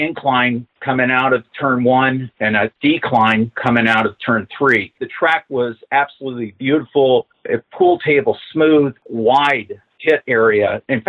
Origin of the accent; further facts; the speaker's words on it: Covina, California, United States; Well, I grew up in Covina, California, which is about 20 plus miles away from the track.